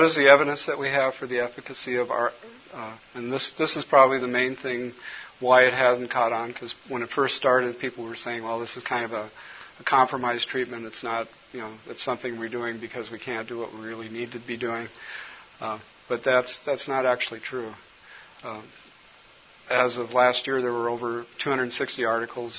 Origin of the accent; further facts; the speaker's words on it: Colorado, United States; now in Minnesota, United States; when I was growing up in Colorado